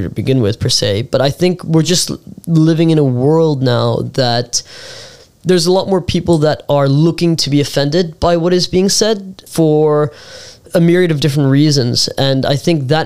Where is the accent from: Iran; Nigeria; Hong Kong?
Hong Kong; also born or lived in United States; born and raised in Hong Kong, like myself